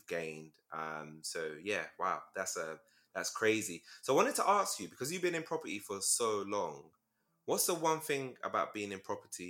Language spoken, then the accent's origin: English; Nigeria; I'm Nigerian too. So my dad's Ijaw, and then my mom's Igbo. So So, plus my mom's like Sierra Leonean as well.